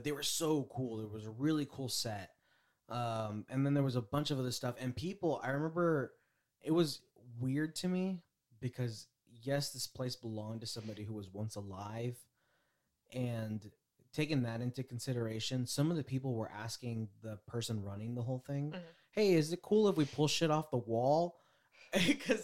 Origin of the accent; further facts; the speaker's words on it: Bay Area, California, United States; we're from the Bay Area.